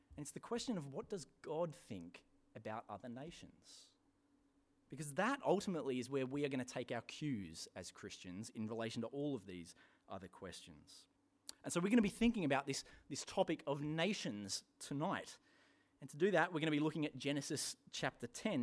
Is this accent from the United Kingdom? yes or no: yes; England, United Kingdom; moved away; my home country, England